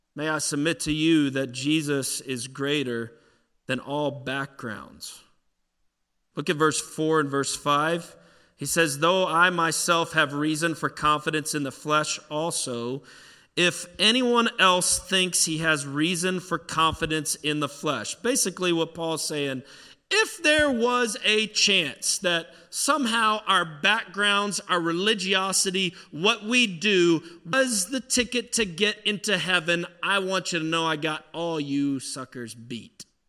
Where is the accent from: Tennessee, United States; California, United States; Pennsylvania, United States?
Pennsylvania, United States; Pittsburgh; accent: Yinzer; I'm from Pittsburgh. This Yinzer accent's